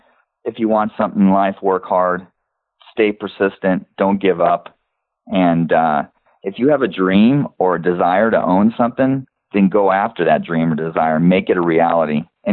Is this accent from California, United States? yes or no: yes; Los Angeles, California, United States; I was born and raised in Los Angeles.